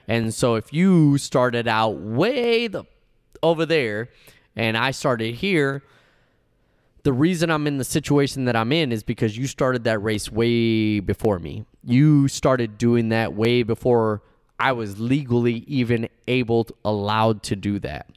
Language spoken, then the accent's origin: English; United States; first language Spanish; English is a second language; I'm Cuban. Uh, uh, uh, my mother and father came from Cuba. I'm one hundred percent Cuban, but I was born in the United States, so I'm one hundred percent American.